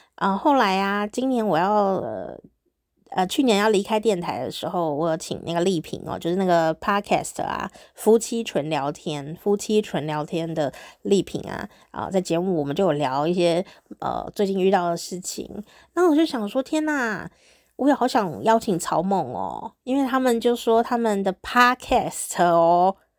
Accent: Taichung, Taiwan; now in Taipei, Taiwan; 以前我小时候住在中部嘛，台中啊

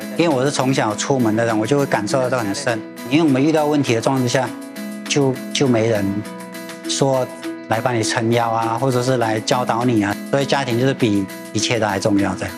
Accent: Chiang Mai area, Thailand; moved away as an adult; now in Kaohsiung, Taiwan; 在泰国清迈的地区，就是我们孟晚春那边

